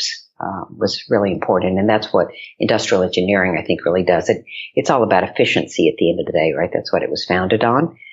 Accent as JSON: {"language": "English", "region": "West Texas", "country": "United States", "tie": "born or raised there", "moved": "as an adult", "lives_now": "New York, United States", "said": "I grew up in West Texas. So my high school was the Friday Night Lights High School"}